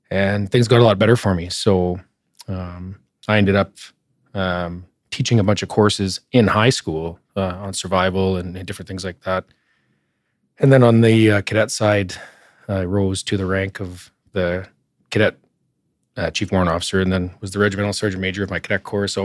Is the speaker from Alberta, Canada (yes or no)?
yes; Edmonton, Alberta, Canada; also born or lived in Sturgeon County; I am uh, born and raised in Edmonton and the area. Um, I was actually born at the Royal Alex Hospital and I grew up in the North End, uh, in Castle Downs, actually. Uh, stayed there till I was about five.